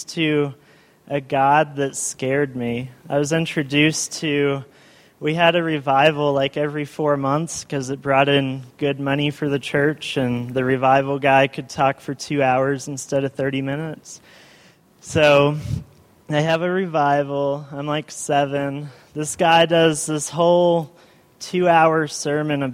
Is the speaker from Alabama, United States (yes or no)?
yes; Eufaula, Alabama, United States; also born or lived in Columbus, Georgia / Texas; I was born in Columbus, Georgia, went to Texas right after I was born. Texas, we went to a First Baptist church. You know, I just went to, like, Sunday school. I wasn't big enough to go to big church. So then we moved to Eufaula, Alabama.